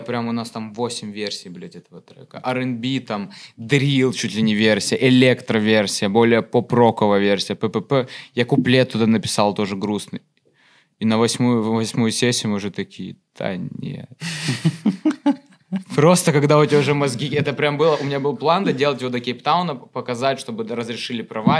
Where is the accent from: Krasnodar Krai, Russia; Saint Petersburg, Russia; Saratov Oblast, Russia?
Krasnodar Krai, Russia; Sochi; moved away as an adult; now in Moscow, Russia; я же из Сочи. Mm-hmm. Я типа там 18 лет жил